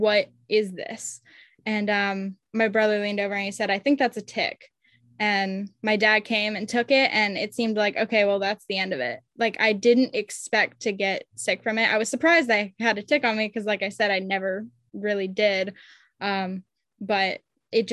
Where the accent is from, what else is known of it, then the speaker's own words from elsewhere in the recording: Maine, United States; I grew up in Maine